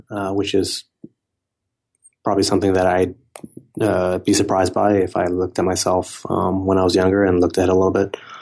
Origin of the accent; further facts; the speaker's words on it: Silicon Valley, California, United States; I grew up around a lot of, um, technology companies growing up in Silicon Valley